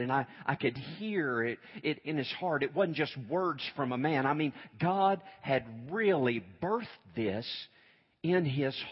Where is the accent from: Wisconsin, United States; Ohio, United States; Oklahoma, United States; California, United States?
Oklahoma, United States; Moore; I was raised in Moore, graduated high school over there.